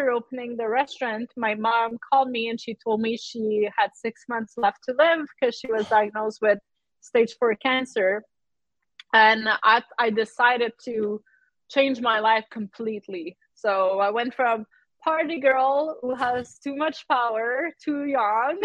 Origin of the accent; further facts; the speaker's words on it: Quebec, Canada; I'm French Canadian. I grew up in a village, a French village in Quebec.